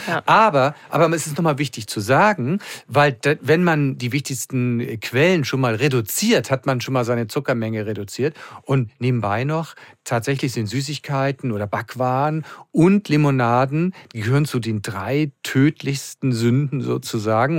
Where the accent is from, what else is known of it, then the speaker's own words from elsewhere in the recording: Schleswig-Holstein, Germany; now in Hamburg, Germany; als Schleswig-Holsteiner